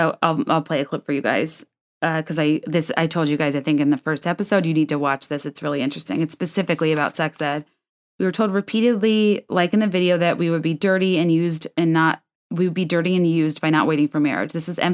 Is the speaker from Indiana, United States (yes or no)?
no; Virginia, United States; I grew up in Northern Virginia in an area known for being wealthy and well-educated and having highly funded and competitive public schools.